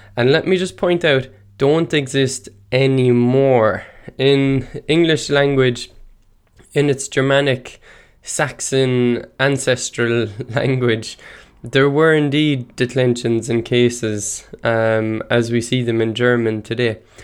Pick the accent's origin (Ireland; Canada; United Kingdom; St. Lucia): Ireland; Ennistymon, County Clare, Munster; first language Irish; English is a second language; I grew up in Enniston, County Clare. Uh, Irish is my first language.